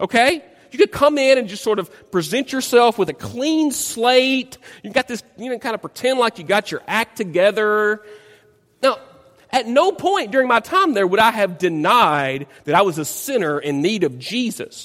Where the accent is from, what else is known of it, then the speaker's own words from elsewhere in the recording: Dyersburg, Tennessee, United States; moved away; my hometown of Dyersburg, Tennessee